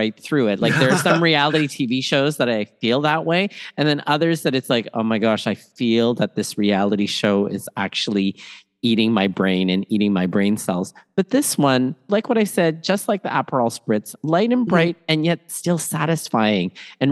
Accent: Toronto, Ontario, Canada; also born or lived in Manila, Philippines; raised in Toronto, Canada, and schooled all over southwestern Ontario

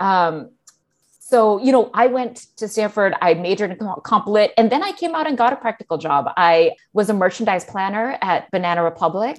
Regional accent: Singapore; growing up in Singapore

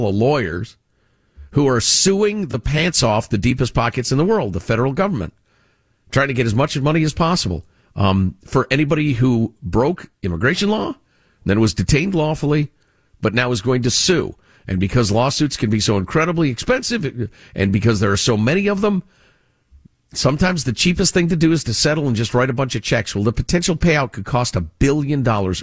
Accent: Chicago, Illinois, United States; as a kid growing up in Chicagoland

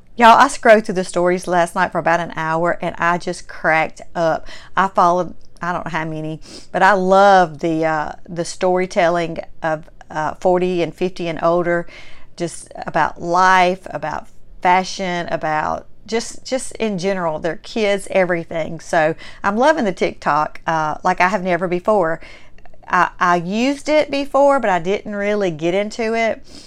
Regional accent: Mississippi, United States; accent: strong Southern; having a Mississippi-born Southern heritage

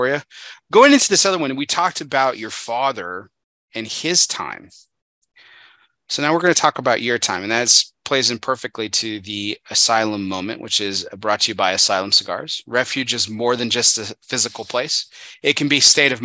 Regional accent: El Paso, Texas, United States; moved away as an adult; also born or lived in Dallas Fort Worth area, Texas; now in Dallas Fort Worth, United States; I'm from the Dallas Fort Worth area. That's where I live. But I was born and raised in El Paso, Texas

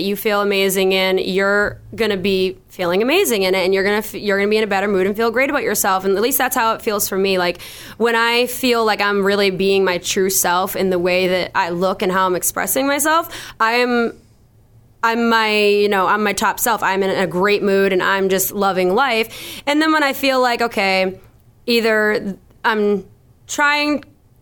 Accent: Boston, Massachusetts, United States; I'm a musician from Boston

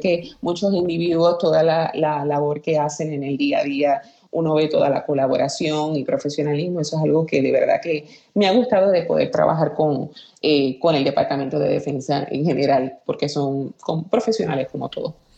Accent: Aguada, Puerto Rico; moved away as an adult; also born or lived in San Juan, Puerto Rico; yo soy originaria de Aguada, Puerto Rico. Eh, nacida y criada en el barrio Guayabo, sector casualidad de Aguada.

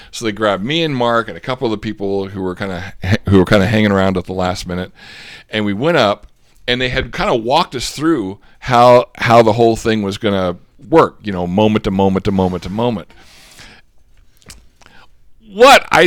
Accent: Australia; accent: Australian; And by the way, the only person who's allowed to give me a rashing over my Australian accent, Aussie Matt

